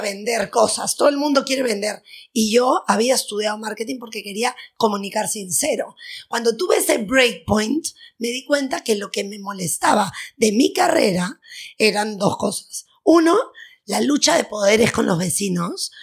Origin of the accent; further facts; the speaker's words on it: Lima, Peru; nací, soy peruana, nací en Lima, tengo 43 años